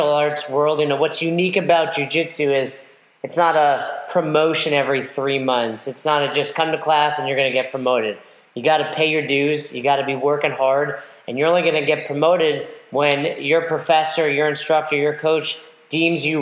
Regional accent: Westchester, New York, United States; moved away as an adult; also born or lived in Albany, New York; originally from Westchester, lived in Albany most of my adult life.

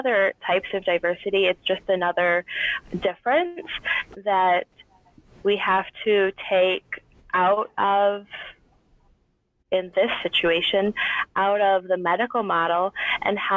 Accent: Michigan, United States; now in Central Illinois, United States; I grew up in Michigan

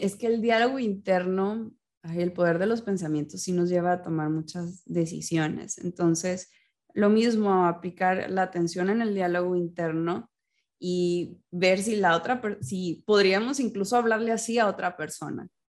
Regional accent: Mexico; en mi vida como mexicana

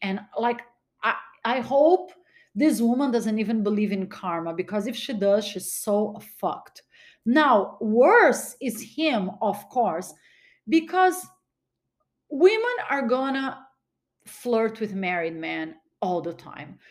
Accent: Brazil; now in United States; I was born in Brazil. My mom was Brazilian

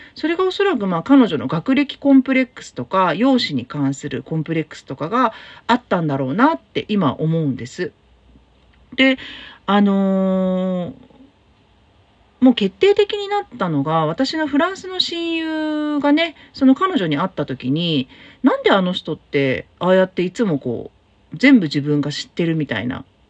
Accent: Tokyo, Japan; now in Fukuoka, Japan; 東京の私の実家

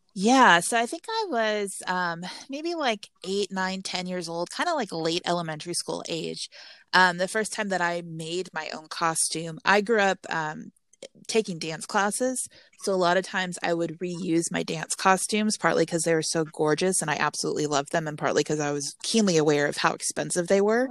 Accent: Texas, United States; I'm from Texas

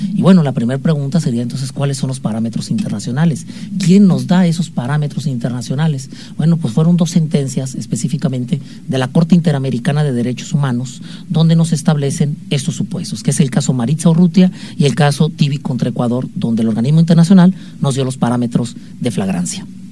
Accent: Mexico; como buenos mexicanos

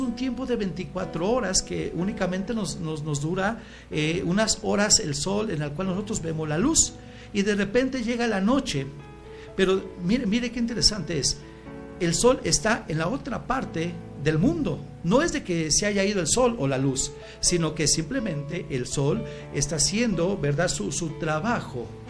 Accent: Michoacán, Mexico; nací eh, en Michoacán

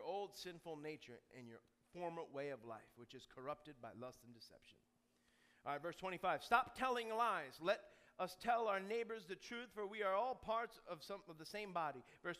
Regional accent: New York, United States; I'm from New York. Listen, I got all of that going for me.

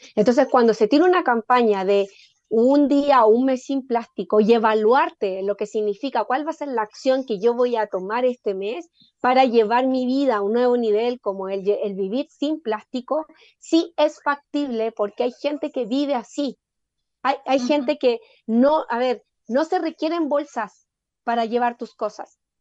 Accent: Chile; como chilenos

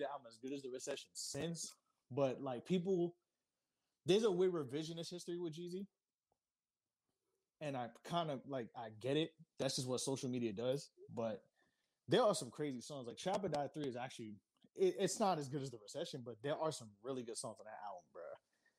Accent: New York, United States; I'm from New York

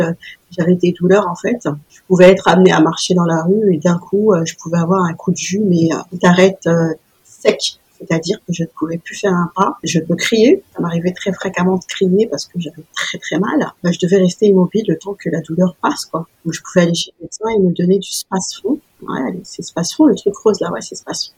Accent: Paris, Île-de-France, France; en tant que petite parisienne

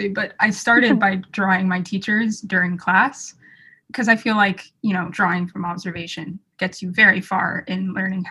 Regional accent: Atlanta, Georgia, United States; also born or lived in Colorado; now in New York, United States; I'm currently a student at Stark at NYU, but I grew up in Atlanta

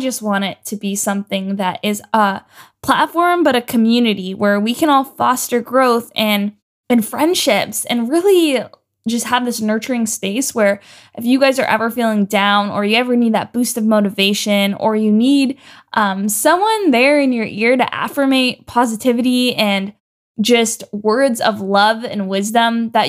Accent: Ontario, Canada; moved away as an adult; now in Los Angeles, United States; So last year I moved to LA, and man, it was quite a ride. I moved from Canada.

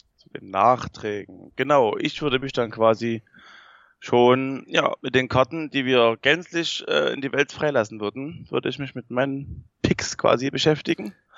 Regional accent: Saxony, Germany; wir kommen aus Sachsen

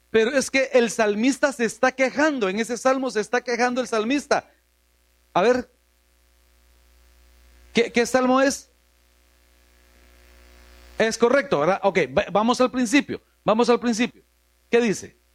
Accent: New York, United States; born there; Para los que nacimos allá en Nueva York es más fácil decirlo así en inglés, perdón.

